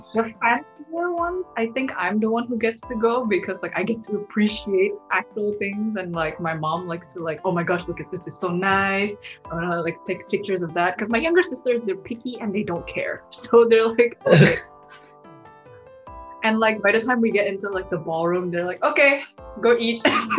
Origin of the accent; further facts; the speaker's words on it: Makassar, South Sulawesi, Indonesia; from like a small town. Now it's no longer a small town, called Makassar.